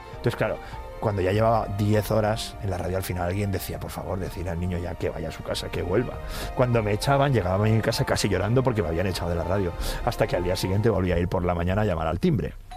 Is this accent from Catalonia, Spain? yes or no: yes; Cornellà de Llobregat, Catalonia, Spain; moved away as an adult; also born or lived in Barcelona; now in Madrid, Spain; Y desde muy pequeñito, eso sí, me crié en Cornellá